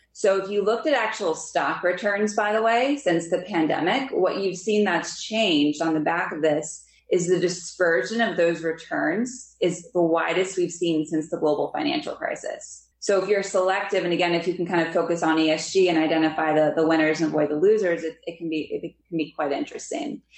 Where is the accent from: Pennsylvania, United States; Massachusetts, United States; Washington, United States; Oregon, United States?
Pennsylvania, United States; Lansdale; I grew up in Lansdale, Pennsylvania.